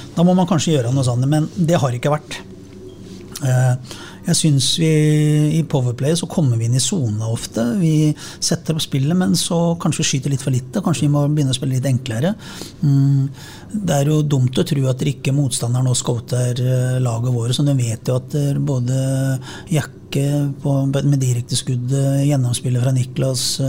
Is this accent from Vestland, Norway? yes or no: no; Sarpsborg, Østfold, Norway; som sarping